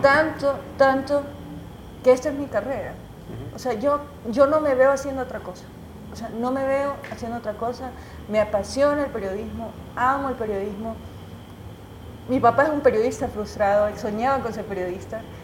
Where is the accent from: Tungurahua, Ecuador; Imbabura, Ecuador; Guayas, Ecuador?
Guayas, Ecuador; Guayaquil; now in Quito, Ecuador; guayaquileña de nacimiento, es mi ciudad natal.